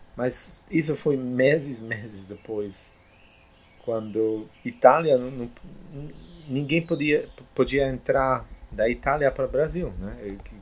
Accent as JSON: {"language": "Portuguese", "country": "Poland", "tie": "born or raised there", "also_born_or_lived": "Germany / United States / Brazil", "second_language": "Portuguese", "moved": "yes", "said": "nasci e cresci na Polônia"}